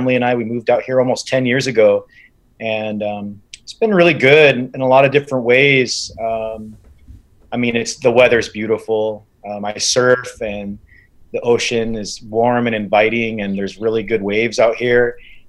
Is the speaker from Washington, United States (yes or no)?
yes; Washington, United States; moved away as an adult; now in Kauai, United States; I was born in Washington State. I was born and raised there. And I came to Kauai really for a better opportunity at life and just a better lifestyle.